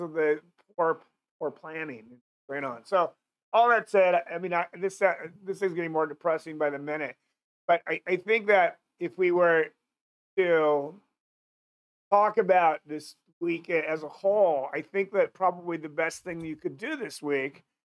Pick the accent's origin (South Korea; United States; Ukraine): United States; Seattle, Washington; moved away; I'm originally from Seattle